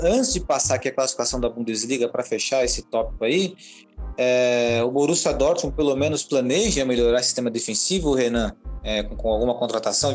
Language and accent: Portuguese; Brazil; nós, como brasileiros, né, temos uma cultura diferente dos alemães